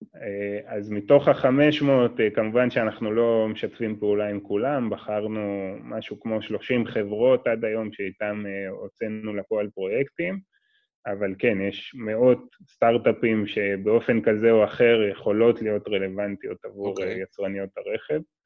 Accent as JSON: {"language": "Hebrew", "country": "Israel", "said": "בתור ישראלי"}